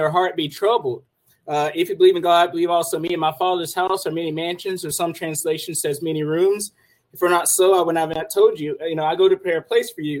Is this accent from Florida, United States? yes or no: yes; Florida, United States; now in Valliant, United States; I am originally from Florida